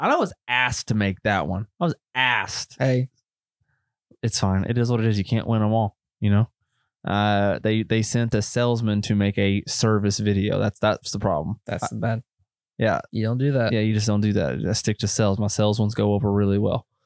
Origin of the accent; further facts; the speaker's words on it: United States; accent: Marshall County; It's just that Marshall County coming out of you.